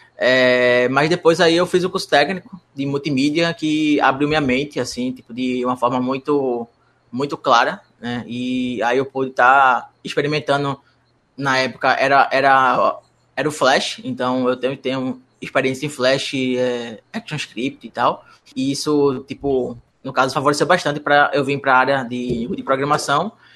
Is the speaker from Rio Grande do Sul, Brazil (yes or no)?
no; Moreno, Pernambuco, Brazil; eu sou da cidade de Moreno, então eu não sou de Recife.